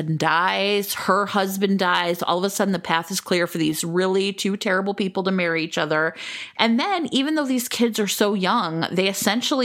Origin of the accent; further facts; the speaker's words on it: United States; I'm so American